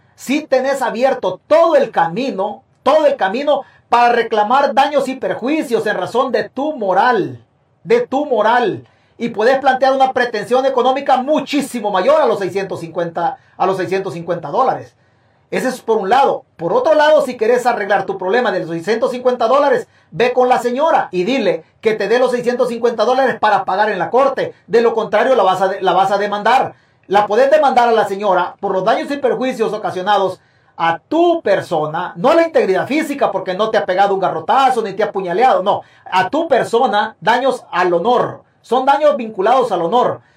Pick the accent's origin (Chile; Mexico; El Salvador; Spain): El Salvador; es mi tierra